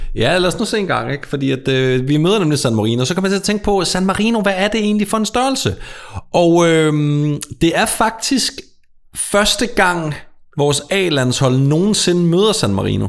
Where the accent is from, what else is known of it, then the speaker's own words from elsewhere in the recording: Sønderborg, Southern Denmark, Denmark; Sønderborg, hvor jeg kommer fra